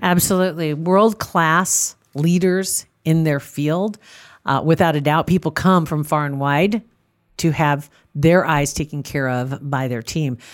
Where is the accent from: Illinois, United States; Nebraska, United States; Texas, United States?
Nebraska, United States; Ashland; I'm from Ashland in Saunders County, barely in Saunders County.